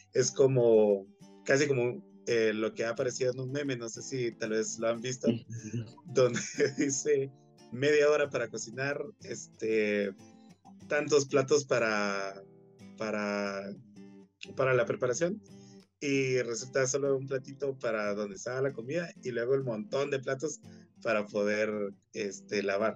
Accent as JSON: {"language": "Spanish", "country": "Guatemala", "said": "todo lo que nos representa como guatemaltecos"}